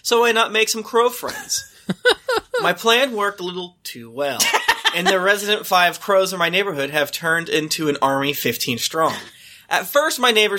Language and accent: English; Florida, United States; I'm from Florida